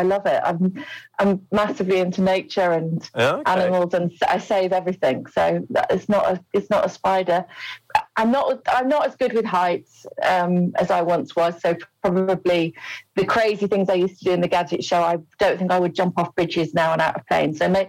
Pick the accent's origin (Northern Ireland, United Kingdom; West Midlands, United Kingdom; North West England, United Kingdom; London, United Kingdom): West Midlands, United Kingdom; Wolverhampton; I am from Wolverhampton.